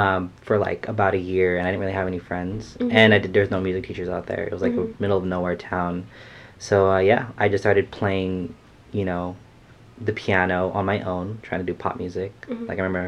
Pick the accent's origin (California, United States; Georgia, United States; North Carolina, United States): California, United States; San Jose; born and raised in San Jose. I'm a singer-songwriter, and I'm Filipino, full Filipino.